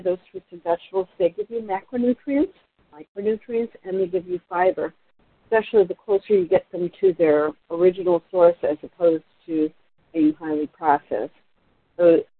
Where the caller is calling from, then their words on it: Portland, Oregon, United States; I'm calling from Portland, Oregon. … out of Portland, Oregon